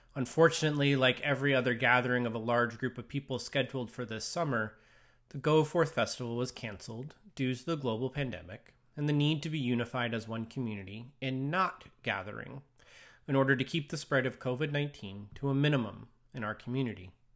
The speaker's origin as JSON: {"language": "English", "country": "United States", "also_born_or_lived": "Longview, Washington", "said": "as a Christian and as an American"}